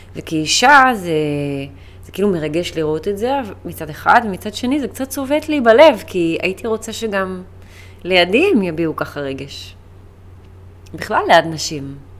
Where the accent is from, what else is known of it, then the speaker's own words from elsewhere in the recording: United Kingdom; now in Israel; אני בריטית. אבא שלי בריטי יותר נכון, ואני נולדתי שם, גדלתי שם. אני חצי בריטית, אבל במקורות שלי והילדות שלי הייתה שם